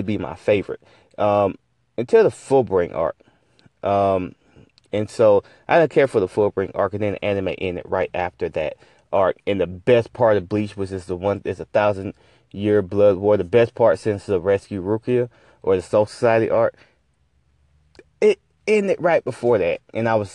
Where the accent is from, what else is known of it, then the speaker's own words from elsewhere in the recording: Valdosta, Georgia, United States; as a kid growing up in Valdosta, listen, I went to Lowndes High School